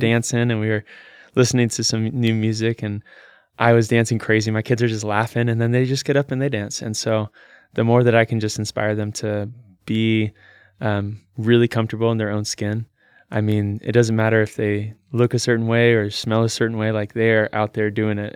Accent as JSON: {"language": "English", "town": "Salem", "region": "Oregon", "country": "United States", "tie": "born or raised there", "said": "I was born here in Salem, Oregon"}